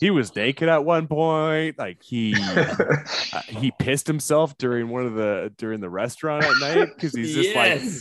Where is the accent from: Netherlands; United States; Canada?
Canada; I'm Canadian.